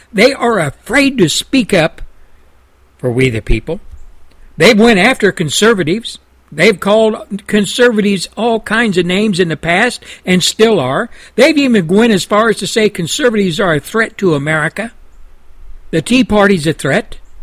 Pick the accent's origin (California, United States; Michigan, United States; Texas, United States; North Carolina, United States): Texas, United States; my home state of Texas